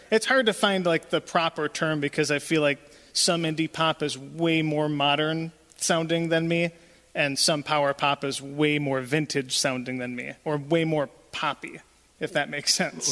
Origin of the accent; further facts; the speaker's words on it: Jamestown, New York, United States; I have lived in Jamestown most of my life.